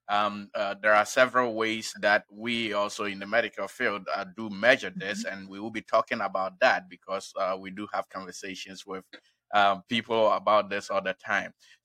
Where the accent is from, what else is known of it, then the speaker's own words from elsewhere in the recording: Ghana; now in Springfield, United States; I was born in Ghana